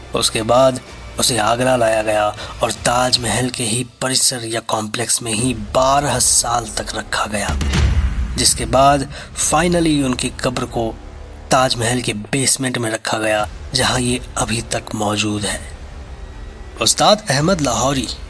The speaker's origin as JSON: {"language": "Hindi", "country": "India", "said": "as Indians"}